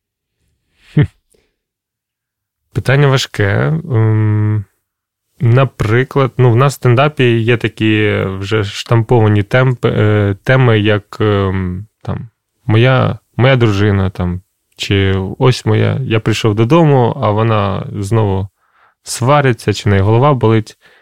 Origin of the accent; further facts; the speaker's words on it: Krasyliv, Khmelnytskyi Oblast, Ukraine; moved away; в Красилові, це моє містечко, звідки я родом